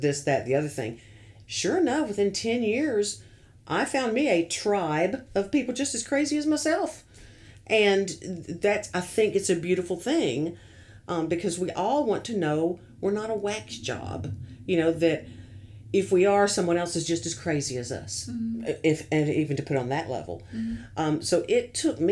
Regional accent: the South, United States; being a Southerner

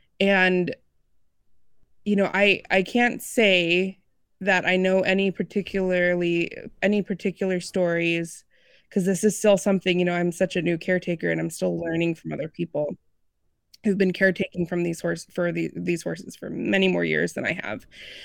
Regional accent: Illinois, United States; I grew up outside of Chicagoland area, and anybody who grew up or knows of that area, land is kind of at a premium, and it's hard to interact with horses.

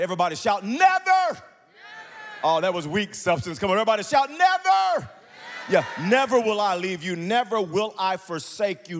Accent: Wewoka, Oklahoma, United States; I grew up in Wewoka, Oklahoma

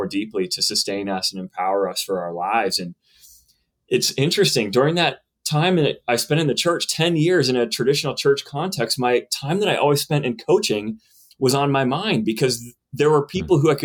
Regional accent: Western Pennsylvania, United States; also born or lived in Johnson City, Tennessee; I'm from Western Pennsylvania and grew up the son of a pastor

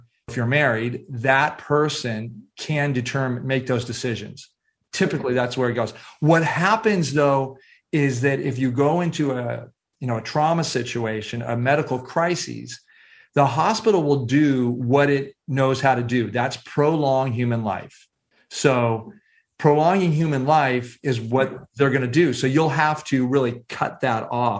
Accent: San Francisco Bay Area, California, United States; 17 years old, growing up in San Francisco Bay Area

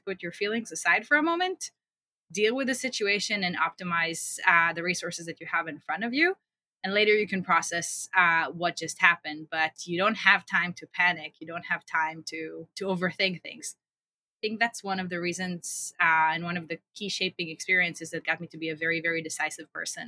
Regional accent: Israel; I grew up in Israel, as you said, in a small town and spent most of my childhood running around potato fields

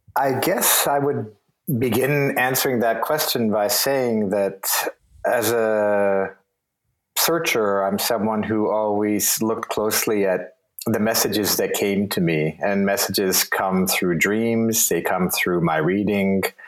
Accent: Toronto, Ontario, Canada; moved away as an adult; also born or lived in Vienna; born in Toronto and raised in Toronto

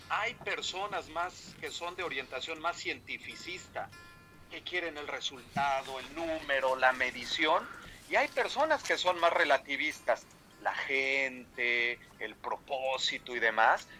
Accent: Mexico; moved away as an adult; now in Germany; soy mexicano, efectivamente egresado de la Iberoamericana

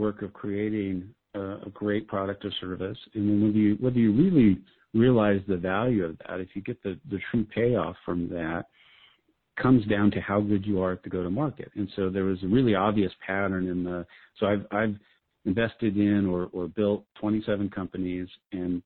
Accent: Albuquerque, New Mexico, United States; my hometown of Albuquerque, New Mexico

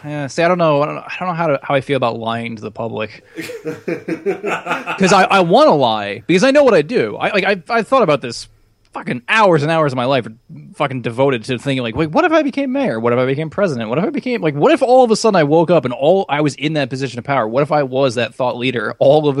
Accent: United States; I'm American

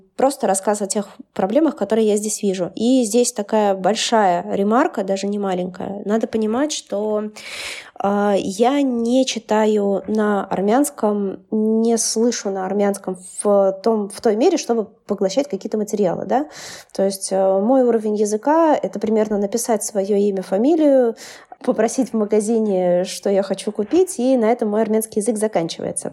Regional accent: Siberia, Russia; moved away; я же из Сибири

